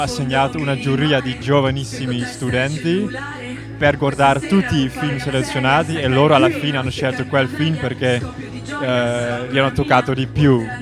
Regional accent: Netherlands; Italian is a second language; vengo dall'Olanda. Eh, parlo un pochino italiano

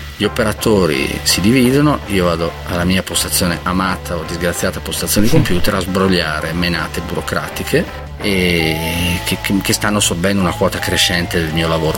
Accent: Lodrone, Trentino-Alto Adige, Italy; io sono di Lodrone, l'ultimo paese del Trentino

